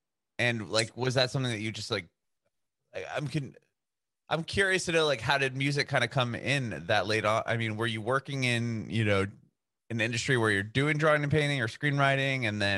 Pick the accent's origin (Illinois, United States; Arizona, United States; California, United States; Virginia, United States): California, United States; San Diego; also born or lived in Dayton, Ohio; I was actually born and raised in San Diego, but my family was from there. And I was born in Dayton, actually. My mom was like 8 months pregnant with me when my dad got a job in San Diego. So they moved to San Diego.